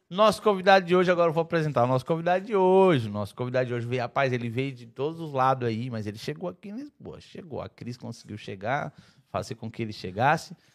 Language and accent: Portuguese; Porto Alegre, Rio Grande do Sul, Brazil; Sou de Porto Alegre, sul do Brasil.